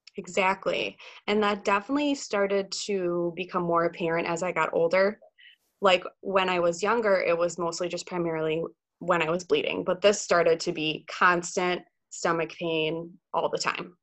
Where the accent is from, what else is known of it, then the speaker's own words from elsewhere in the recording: Pewaukee, Wisconsin, United States; also born or lived in Eau Claire, Wisconsin; I'm from Wisconsin, born and raised in uh, Pewaukee, Wisconsin, which is about 30 minutes west of Milwaukee